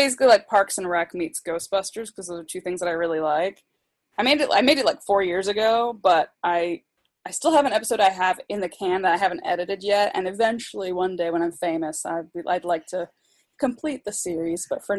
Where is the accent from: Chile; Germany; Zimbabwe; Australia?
Germany; born there; so I was born in Germany, so I can, like, speak conversational German.